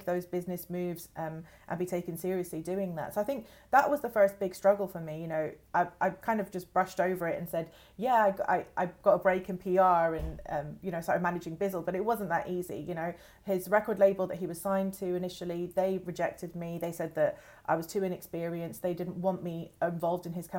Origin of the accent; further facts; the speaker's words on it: London, United Kingdom; I was born in East London originally